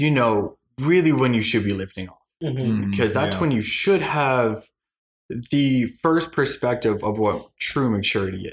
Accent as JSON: {"language": "English", "region": "Colorado", "country": "United States", "tie": "born or raised there", "also_born_or_lived": "Arizona", "moved": "as an adult", "said": "growing up in Colorado to moving out to Arizona to go to ASU"}